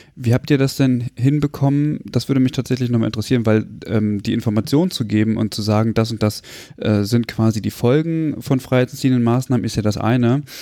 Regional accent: Germany; das ist genauso wie bei uns in Deutschland

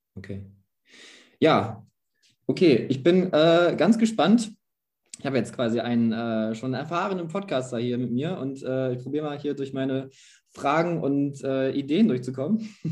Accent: Gütersloh, North Rhine-Westphalia, Germany; wo ich herkomme aus Gütersloh

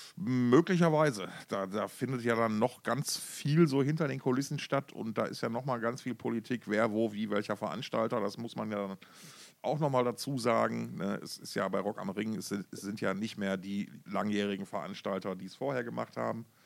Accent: Essen, North Rhine-Westphalia, Germany; born or raised there; moved away

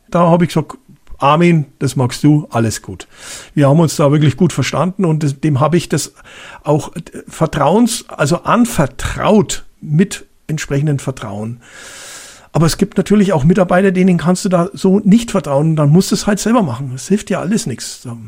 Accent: Germany; also born or lived in Bavaria; bei uns in Deutschland

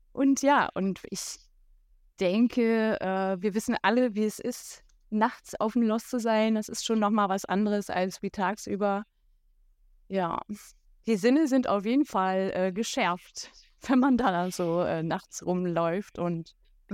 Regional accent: Berlin, Germany; Ich komme aus Berlin

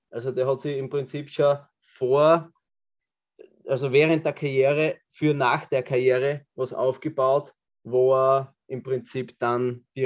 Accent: Austria; als Österreicher

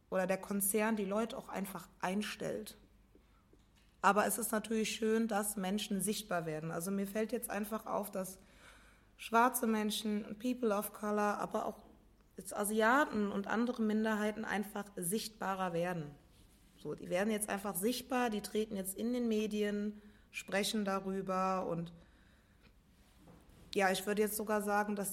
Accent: Rhineland-Palatinate, Germany; Ich bin in Rheinland-Pfalz aufgewachsen, in der Eifel und in Hunsrück.

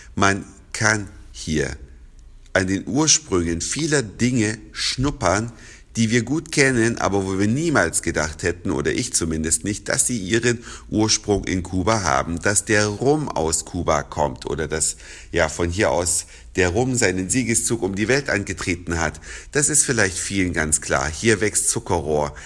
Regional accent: Germany; bei uns in Deutschland

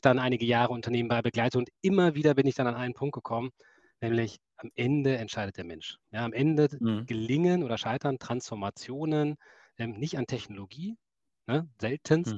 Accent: Essen, North Rhine-Westphalia, Germany; ich bin Kind des Ruhrgebiets, ich komme aus Essen

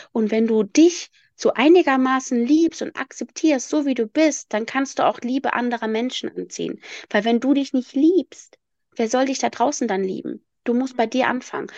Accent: Rhineland, Germany; ich komme aus dem Rheinland und bei mir heißt es Berliner

